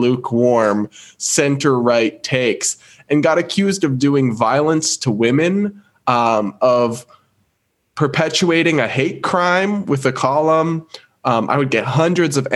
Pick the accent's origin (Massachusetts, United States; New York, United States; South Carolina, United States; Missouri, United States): Massachusetts, United States; I'm from Massachusetts. I'm from New England.